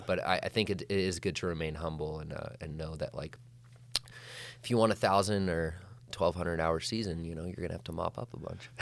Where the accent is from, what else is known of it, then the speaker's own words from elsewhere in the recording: Whitefish, Montana, United States; I grew up in Whitefish, Montana, Flathead Valley, uh, Northwest